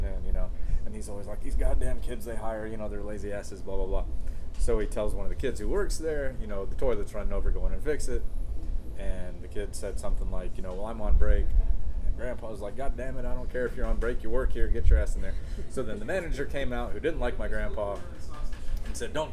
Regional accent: Waverly, near Akron, Ohio, United States; When I was little, like very little, you know, 2, 3, 4, I grew up around Waverly

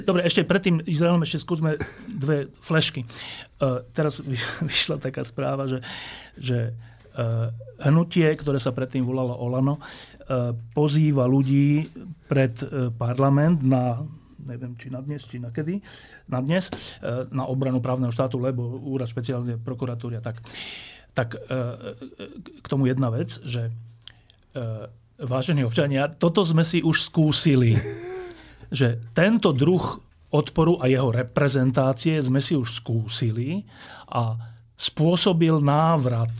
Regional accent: Bratislava, Bratislava Region, Slovakia; Ja som e, sa narodil a celé detstvo som prežil v Petržalke

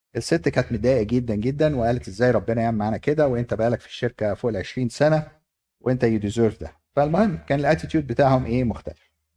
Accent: Egypt; عندنا في مصر

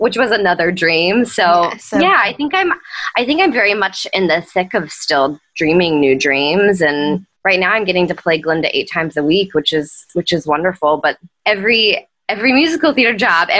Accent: Nashville, Tennessee, United States; moved away; I was getting to perform professionally for the first time in my hometown

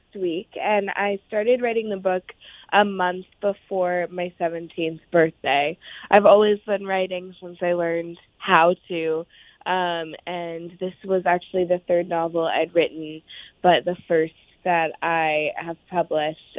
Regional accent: Oakland, California, United States; an ode to Oakland, because it's my hometown. I was born and raised there.

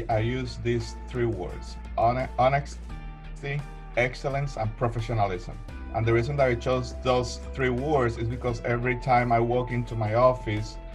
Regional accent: Colombia; now in United States; Well, I am an immigrant. Uh, I came from Colombia uh, in 1996, so I know exactly how important the process is.

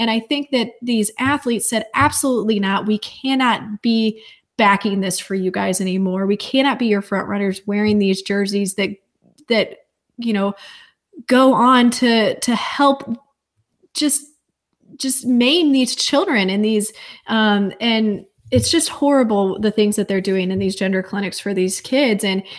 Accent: St. Louis, Missouri, United States; I'm originally from, and that's where I'm at right now, visiting family. I'm from St. Louis, Missouri area.

